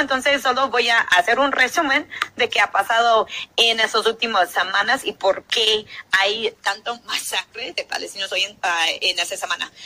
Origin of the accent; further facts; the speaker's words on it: New York, United States; son colonos que llegan de donde soy yo, que llegan de Nueva York